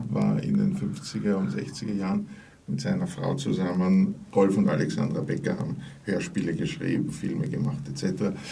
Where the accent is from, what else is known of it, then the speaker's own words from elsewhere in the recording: Vienna, Austria; Ich habe angefangen als Würstelholer, wie das in Wien heißt. Ich komme also aus Wien